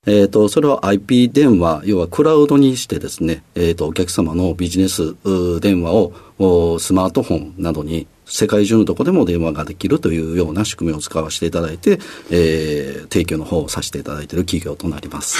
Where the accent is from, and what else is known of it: Osaka, Japan